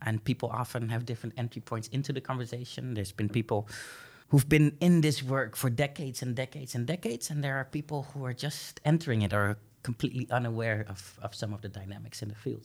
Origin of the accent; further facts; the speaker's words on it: Groningen, Netherlands; I was born and raised here in Groningen, um, but I come from an Indonesian family